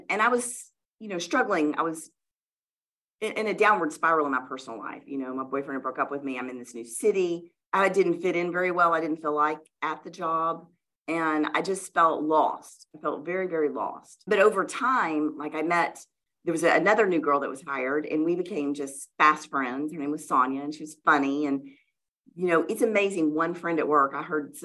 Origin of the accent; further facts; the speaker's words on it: Louisiana, United States; moved away as an adult; now in Oklahoma City, United States; So I grew up in the South, in Louisiana.